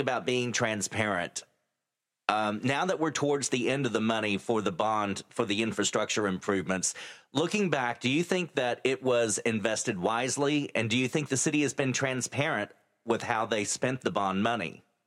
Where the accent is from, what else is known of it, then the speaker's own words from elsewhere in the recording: San Angelo, Texas, United States; now in Midland, United States; my hometown, my original hometown of San Angelo